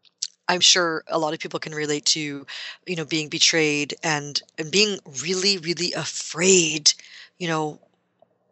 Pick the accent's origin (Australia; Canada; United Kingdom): Canada; I am Canadian